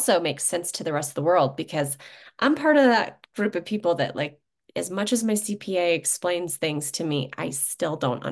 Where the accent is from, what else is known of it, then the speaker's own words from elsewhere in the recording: Chicago suburbs, Illinois, United States; I was from the Chicago suburbs